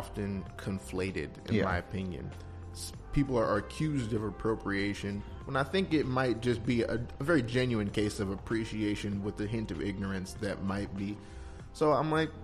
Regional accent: Los Angeles, California, United States; Growing up in South Los Angeles

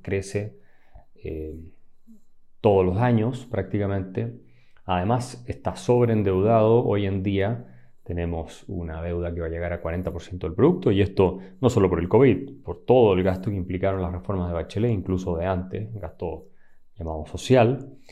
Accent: Chile; somos los chilenos

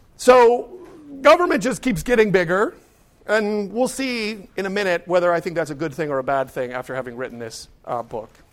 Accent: Pittsburgh, Pennsylvania, United States; growing up in Pittsburgh

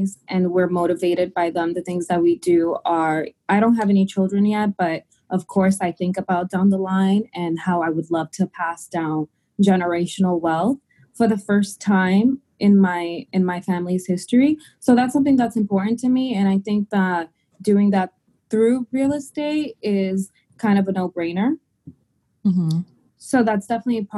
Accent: Dominican Republic; now in United States; I am an immigrant, and we're from the Dominican Republic

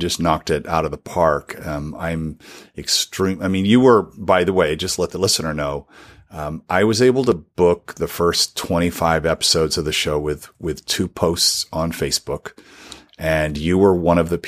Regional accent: Southern California, United States; I'm Southern Californian

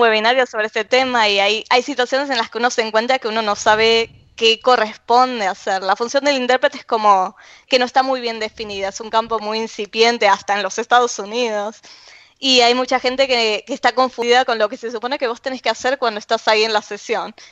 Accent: Argentina; accent: Argentine; moved away; soy argentina

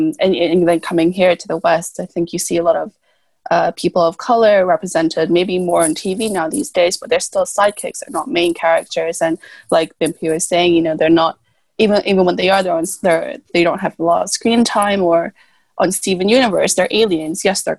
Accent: Malaysia; moved away; I grew up in Malaysia. So my childhood was in Malaysia.

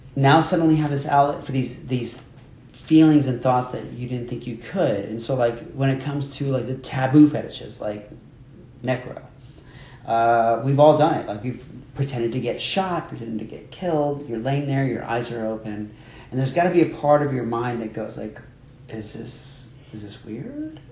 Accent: Miami, Florida, United States; I grew up there. I grew up in Miami.

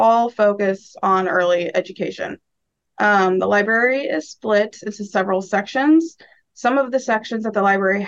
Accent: Omaha, Nebraska, United States; also born or lived in Lincoln, Nebraska; I grew up in Omaha, Nebraska

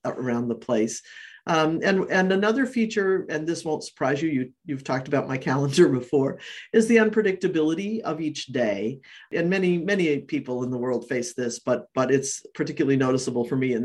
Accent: New Hampshire, United States; now in Maine, United States; I grew up in New Hampshire

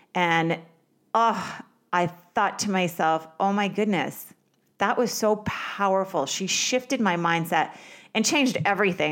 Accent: Vermont, United States; I grew up in Vermont

